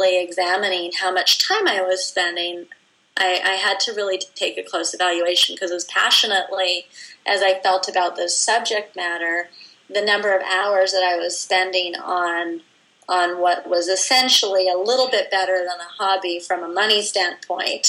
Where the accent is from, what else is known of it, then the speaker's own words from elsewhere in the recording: Vancouver, British Columbia, Canada; moved away; my hometown of Vancouver